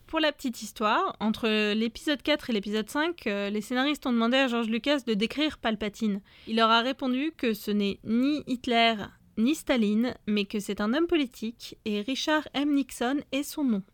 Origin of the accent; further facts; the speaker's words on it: Nantes, Pays de la Loire, France; Et moi, je viens de Nantes